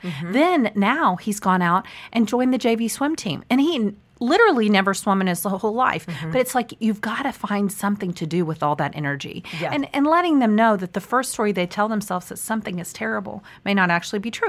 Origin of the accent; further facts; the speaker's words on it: Park Cities, Texas, United States; I grew up in the Park Cities, but actually now I live more like Preston Royal